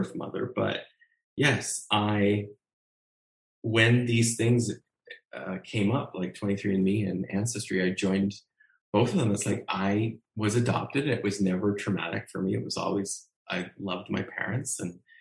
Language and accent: English; Ontario, Canada; I was born in Canada